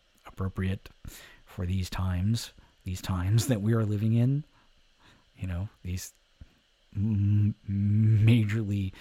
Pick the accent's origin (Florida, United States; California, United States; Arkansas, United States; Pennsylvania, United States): California, United States; Alameda; growing up in Alameda, California, we didn't have cable